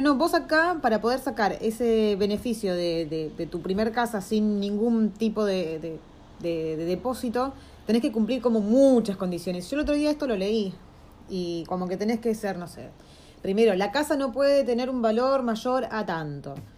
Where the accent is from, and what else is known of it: Argentina; moved away